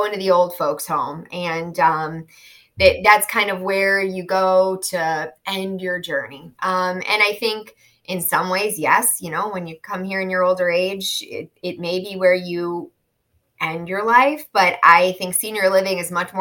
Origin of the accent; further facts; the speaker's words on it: Chicago, Illinois, United States; moved away as an adult; now in South Florida, United States; I'm from Chicago, born and raised, and moved to South Florida about 5 years ago.